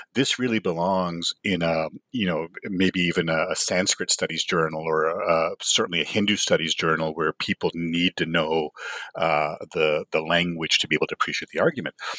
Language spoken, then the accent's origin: English; Canada; moved away as an adult; also born or lived in Toronto; now in Los Angeles, United States; I grew up in Canada